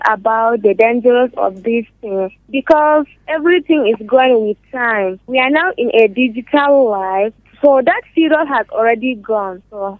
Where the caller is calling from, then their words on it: Lagos, Nigeria; I'm calling from Lagos.